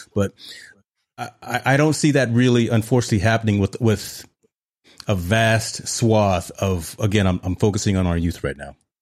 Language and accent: English; Hampton, Virginia, United States; I'm just from Hampton, Virginia